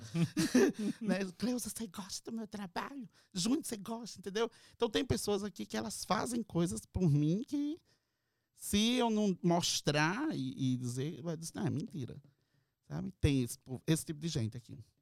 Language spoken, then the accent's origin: Portuguese; Brazil; now in Orlando, United States